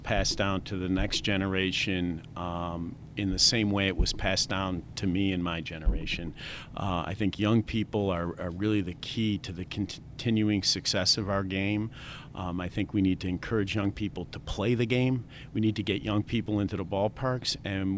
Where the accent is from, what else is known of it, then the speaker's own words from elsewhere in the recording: Rome, New York, United States; moved away as an adult; also born or lived in Boston; I'm from Rome, New York, originally